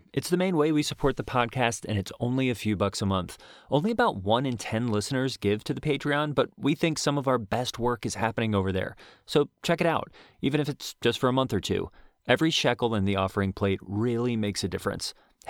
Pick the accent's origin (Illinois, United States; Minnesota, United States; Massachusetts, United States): Illinois, United States; Moline; Well, grew up in Moline, Illinois.